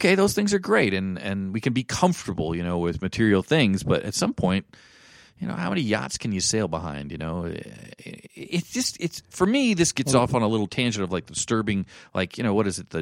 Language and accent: English; Hawaii, United States; also born or lived in West Point, New York / East Coast; now in Boulder, United States; I was born in West Point, New York. My dad was an economics teacher there after doing two tours in Vietnam, and he was a gentleman soldier. And then we moved, he got a job in the private sector and moved out to Hawaii. So I grew up there